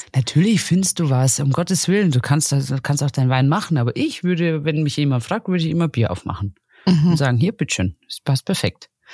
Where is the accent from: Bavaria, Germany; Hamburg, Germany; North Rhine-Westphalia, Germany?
Bavaria, Germany; near Salzburg; bei uns in der Region, da speziell wo ich herkomme, wir sind ja kurz vor Salzburg